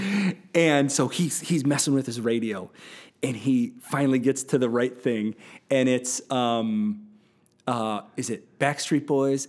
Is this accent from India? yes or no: no; United States; growing up in American Christianity